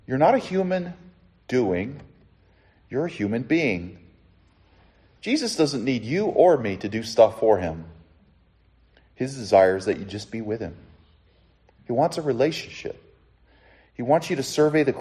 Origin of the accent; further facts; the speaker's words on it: Southern California, United States; When I was 16 years old, growing up in Southern California